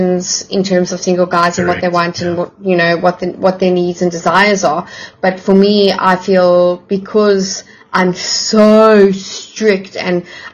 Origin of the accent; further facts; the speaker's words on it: South Africa; I, as a South African